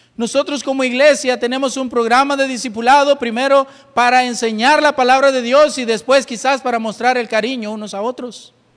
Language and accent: Spanish; El Salvador; somos de una iglesia bautista, iglesia bautista Manuel. Y de verdad, ¿y dónde queda esa iglesia? Ah, somos del Salvador